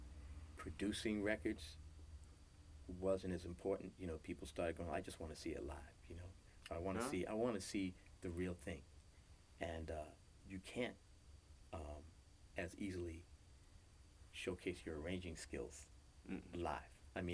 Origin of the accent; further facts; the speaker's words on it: New York, United States; moved away as an adult; now in Los Angeles, United States; We're both from New York.